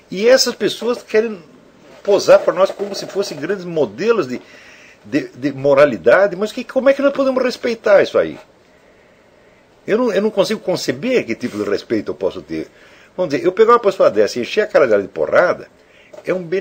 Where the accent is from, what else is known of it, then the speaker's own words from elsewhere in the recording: Teresina, Piauí, Brazil; Eu sou de Teresina, capital do Piauí, e vejo que a quase totalidade dos membros da minha cidade se comunica a partir de um conjunto de símbolos linguísticos muito reduzido e empobrecido